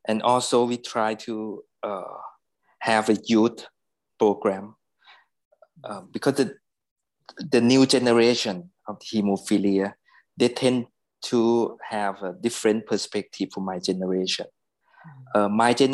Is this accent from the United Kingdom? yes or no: no; Bangkok, Thailand; also born or lived in United States; I kind of lucky that I was born in Bangkok.